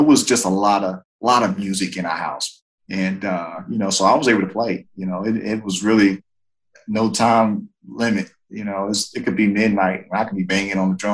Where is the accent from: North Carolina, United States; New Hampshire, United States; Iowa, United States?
North Carolina, United States; Greensboro; I'm originally from Greensboro, North Carolina. Born and raised there